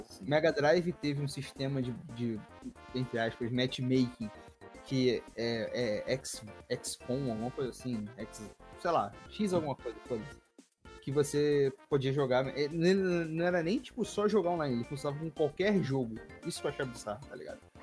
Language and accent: Portuguese; Rio de Janeiro, Brazil; eu, sou do Rio de Janeiro